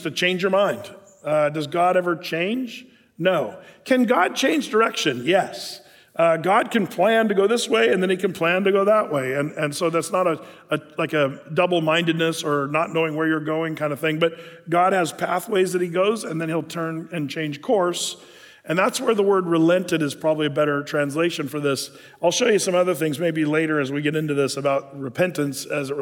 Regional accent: United States; as an American citizen

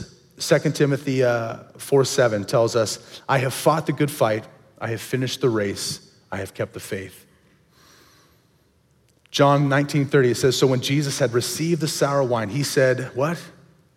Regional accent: Cornelius, Oregon, United States; My family, we grew up over in Cornelius area, and we went to the small little church, Dilley Bible Church

